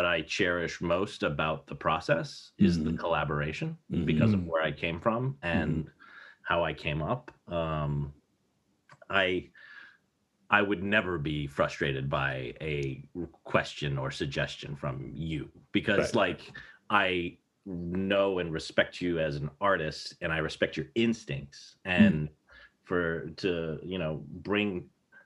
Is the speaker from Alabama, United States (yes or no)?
no; Lancaster, Pennsylvania, United States; also born or lived in Buffalo, New York / New Hampshire; we moved to Pennsylvania to a little area called Lancaster, which is Amish country